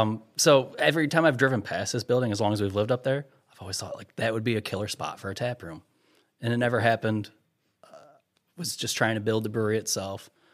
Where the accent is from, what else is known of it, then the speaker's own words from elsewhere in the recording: United States; I'm American